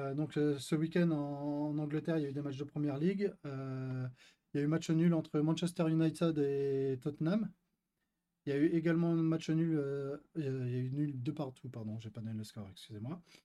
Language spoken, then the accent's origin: French; France; On est, nous sommes français